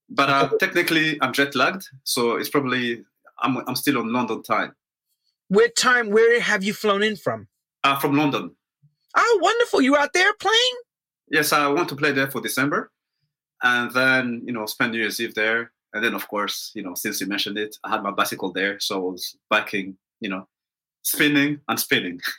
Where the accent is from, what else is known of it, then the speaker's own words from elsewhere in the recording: Kenya; also born or lived in Rwanda; I was born in Rwanda, which is a small country in Central Africa. But when I was eight, I mean, I was born in 1979, and when I was eight, we moved to Kenya.